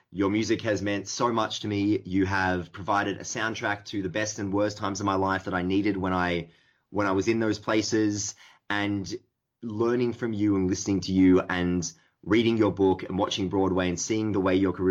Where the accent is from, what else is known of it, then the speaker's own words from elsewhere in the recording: Melbourne, Victoria, Australia; I'm from Melbourne. I'm a writer